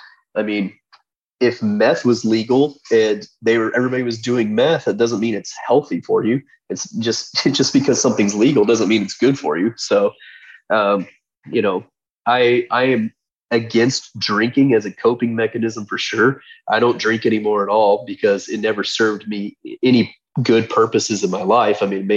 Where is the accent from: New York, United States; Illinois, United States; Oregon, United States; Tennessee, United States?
Oregon, United States; Portland; I came from Portland, Oregon, where the homeless population there is out of control.